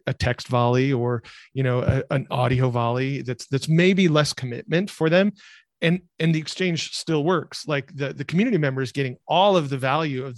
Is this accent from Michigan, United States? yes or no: yes; rural Michigan, United States; I grew up in rural Michigan, where the word entrepreneur just isn't used